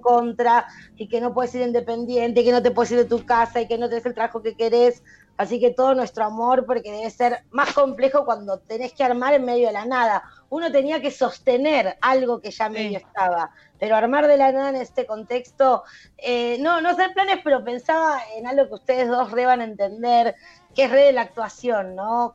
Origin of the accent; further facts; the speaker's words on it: Buenos Aires, Argentina; also born or lived in an unnamed Argentine province (birthplace); es mi historia, pero es la historia de mucha gente de este país que nació en alguna provincia y no se sabe cómo, está eh, con una familia de capital